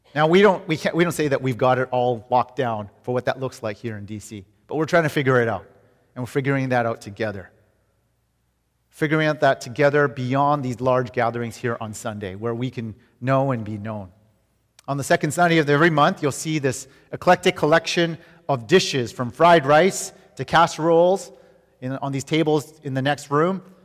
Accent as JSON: {"language": "English", "town": "Vancouver", "region": "British Columbia", "country": "Canada", "moved": "yes", "said": "we're from Vancouver, Canada"}